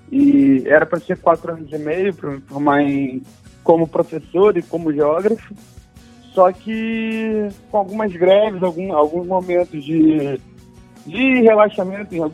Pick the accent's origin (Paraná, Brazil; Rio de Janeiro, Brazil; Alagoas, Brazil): Rio de Janeiro, Brazil; Mas sou carioca, morador do, do, Rio de Janeiro sempre, né? A minha vida inteira.